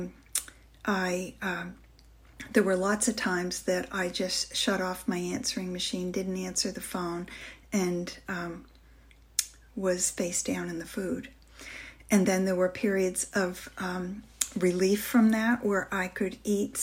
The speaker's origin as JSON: {"language": "English", "region": "northern Maine", "country": "United States", "tie": "born or raised there", "said": "I grew up in a big house hold here in northern Maine, where I'm speaking from right now in my hometown"}